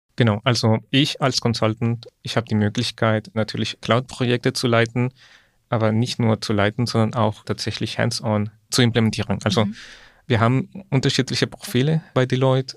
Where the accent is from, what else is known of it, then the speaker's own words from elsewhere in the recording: Ecuador; moved away; ich komme ursprünglich aus Ecuador